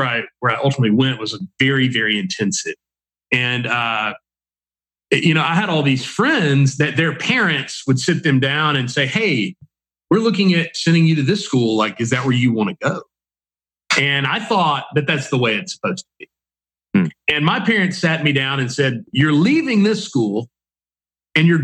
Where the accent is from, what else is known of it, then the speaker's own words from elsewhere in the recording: Mississippi, United States; I'm from Mississippi. You know, my joke is everyone in the whole state is my cousin